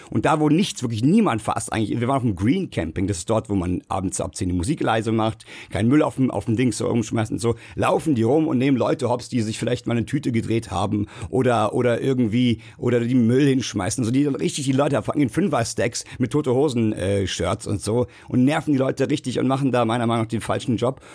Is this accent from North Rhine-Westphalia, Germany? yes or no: no; Bad Soden am Taunus, Hesse, Germany; die auch aus der Hood kommt, wo ich herkomme, Bad Soden am Taunus